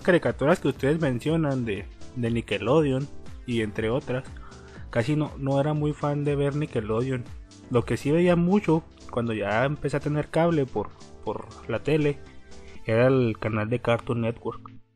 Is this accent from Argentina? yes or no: no; Torreón, Coahuila, Mexico; yo soy de Torreón